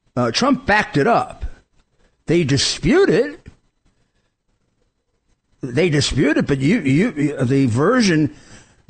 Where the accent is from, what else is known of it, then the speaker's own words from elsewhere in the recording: New York City, New York, United States; I come from Brooklyn